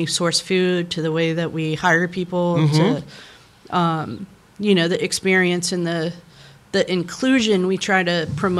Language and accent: English; the South, United States; like when I was a young kid, like growing up in the Bible Belt of the South